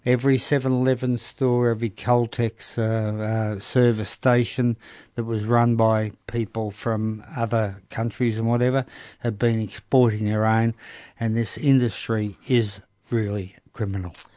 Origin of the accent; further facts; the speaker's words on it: Melbourne, Victoria, Australia; also born or lived in Broadmeadows / Coolaroo; we came from North Melbourne